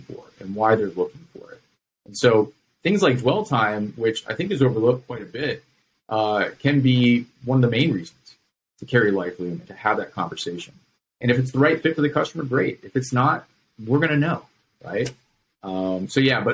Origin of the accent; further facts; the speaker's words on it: Virginia, United States; I grew up in Virginia